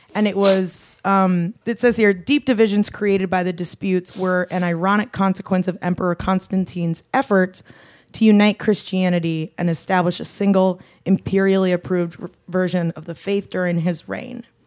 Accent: Adelaide, South Australia, Australia; that's just how I was raised in Adelaide

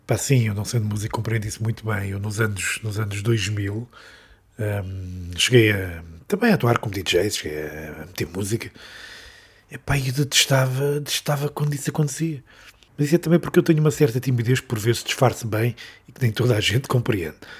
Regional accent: Covilhã, Beira, Centro, Portugal; eu sou do interior, não é? Sou beirão, nasci na Colhã

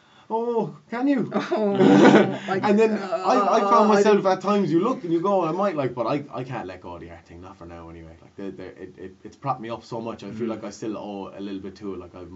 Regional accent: Clonlara, Munster, Ireland; I'm from Clonlara / Limerick. I got a lot of Limerick heritage. I'm not from Lahinch.

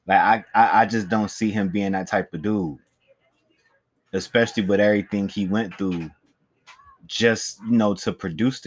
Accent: East Coast, United States; I'm from the East Coast

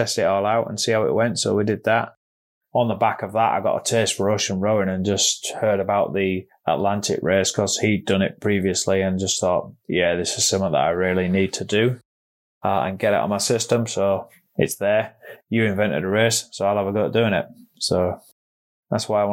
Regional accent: York, Yorkshire and the Humber, United Kingdom; I'm from York in North Yorkshire

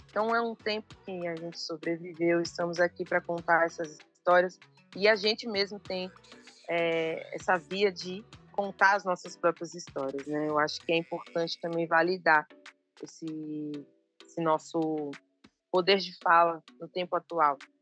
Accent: São Paulo, Brazil; Eu sou de São Paulo, mas eu trago essa ancestralidade da Bahia, do Norte Nordeste, de Pernambuco, do Maranhão

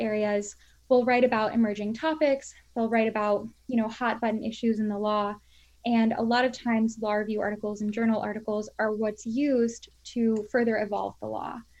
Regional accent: Florida, United States; moved away as an adult; also born or lived in Washington, D.C.; now in Albany, United States; I'm originally from Florida. That's where I was raised

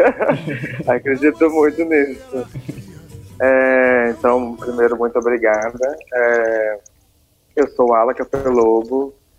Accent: Congonhas, Minas Gerais, Brazil; eu nasci em Congonhas, né, onde eu estou agora, aqui em Minas Gerais

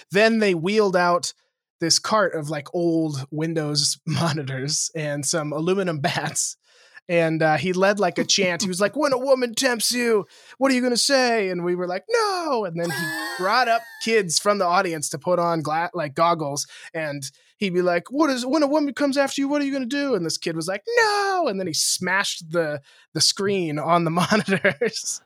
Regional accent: Lewistown, Montana, United States; moved away; in my hometown, in Lewistown, Montana, which is seven thousand people.

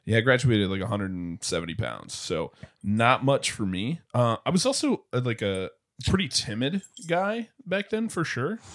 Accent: Springfield, Missouri, United States; I grew up in Springfield, Missouri

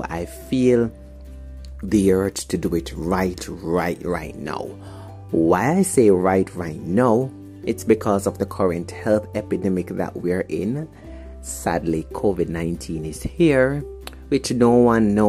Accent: Jamaica; also born or lived in St. Catherine, Jamaica; I am from Jamaica, the beautiful, beautiful island of Jamaica. I am 29 years old, living in St. Catherine

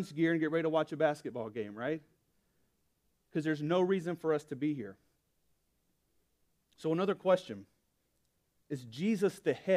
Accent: Alabama, United States; Born and raised, lived just about my whole life in Alabama

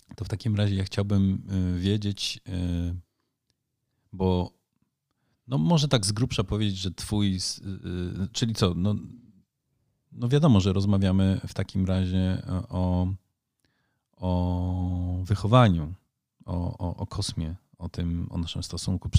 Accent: Netherlands; now in Poland; kulturowo jestem na pewno w Polsce, jestem bardziej Holendrem, a w Holandii może bardziej Polakiem.

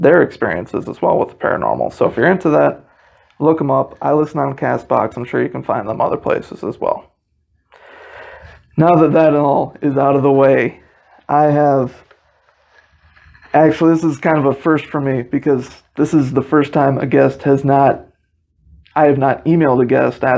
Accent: South Bend, Indiana, United States; I was born in South Bend

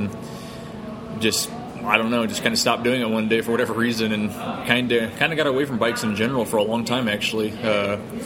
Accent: Central Illinois, United States; I'm from Central Illinois, but I lived in Southern Illinois at the time

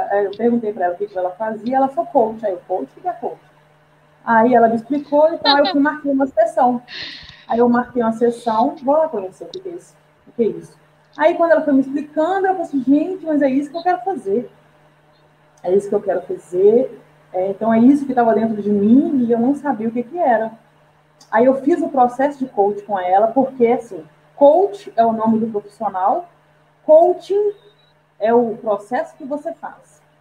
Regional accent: Belo Horizonte, Minas Gerais, Brazil; Sou aqui de Belo Horizonte. Opa! Né? Minha cidade que eu amo, maravilhosa.

